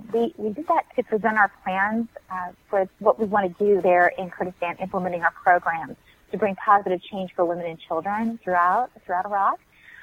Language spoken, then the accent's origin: English; United States; he knew I was an American